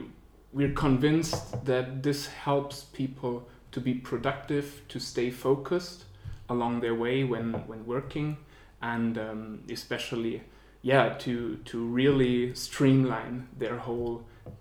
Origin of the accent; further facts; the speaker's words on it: Germany; moved away as an adult; also born or lived in Zurich, Switzerland; now in Switzerland; I came originally from Germany, but came to Switzerland roughly 10 years ago. Started studying banking and finance here in Zurich.